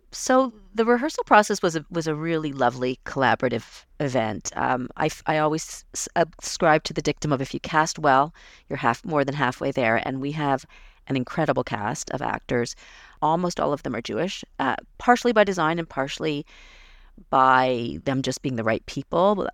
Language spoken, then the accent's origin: English; Toronto, Ontario, Canada; I was growing up in Toronto